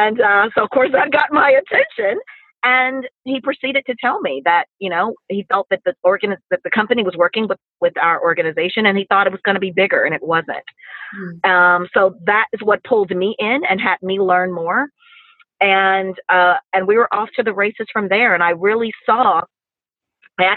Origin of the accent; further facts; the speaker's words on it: Mississippi, United States; we're from the South, we're from Mississippi